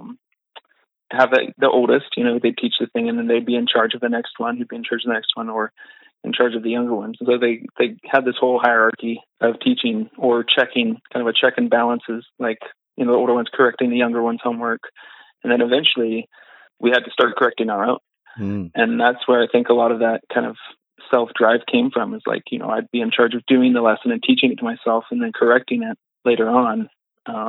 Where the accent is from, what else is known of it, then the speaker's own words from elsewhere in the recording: Texas, United States; moved away as an adult; now in Boise, United States; I'm from Texas originally